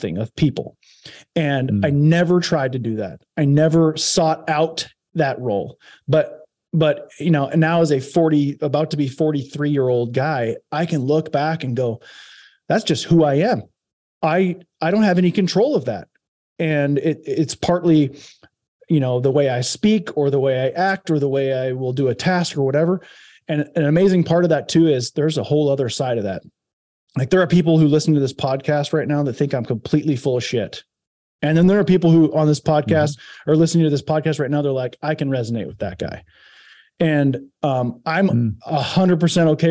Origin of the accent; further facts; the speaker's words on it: Iowa, United States; moved away as an adult; also born or lived in Santa Barbara, California; growing up in Iowa